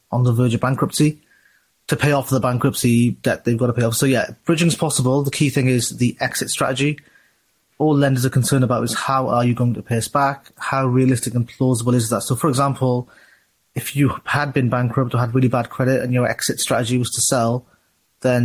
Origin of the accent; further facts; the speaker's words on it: South Wales, United Kingdom; I'm actually from South Wales, not from Birmingham